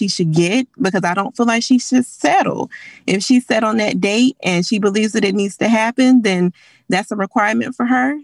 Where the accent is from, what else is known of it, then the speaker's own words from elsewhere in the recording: Charlotte, North Carolina, United States; We're from the Charlotte area, Charlotte, North Carolina